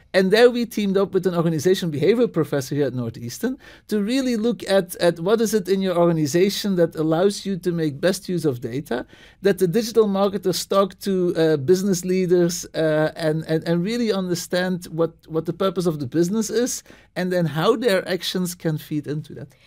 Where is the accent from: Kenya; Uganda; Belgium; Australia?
Belgium; moved away as an adult; also born or lived in New England, United States / Istanbul, Turkey; now in Boston, United States; I'm originally from Belgium, uh, moved to the States